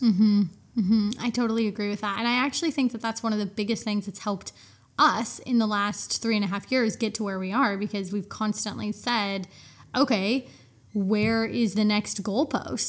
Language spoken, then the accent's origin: English; United States; I'm American